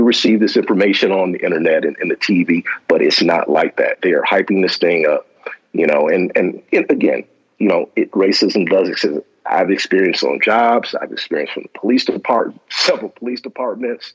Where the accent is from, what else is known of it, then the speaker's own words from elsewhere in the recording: Southfield, Michigan, United States; where I grew up in Southfield, it was literally, like you said earlier, a melting pot.